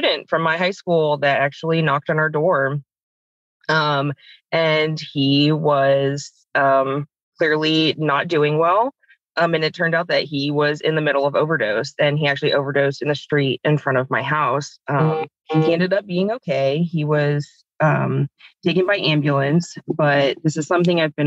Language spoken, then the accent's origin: English; Tampa, Florida, United States; I grew up in the Tampa Bay area